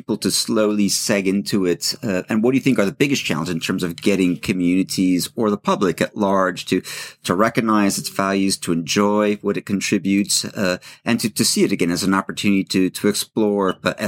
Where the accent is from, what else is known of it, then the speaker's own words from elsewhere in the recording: Los Angeles, California, United States; moved away as an adult; now in France; I grew up in Los Angeles